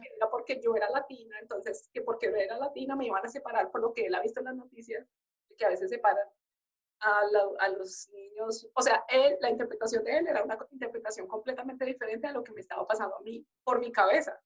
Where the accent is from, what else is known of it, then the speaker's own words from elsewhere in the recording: Colombia; moved away; nosotros somos criados así en Colombia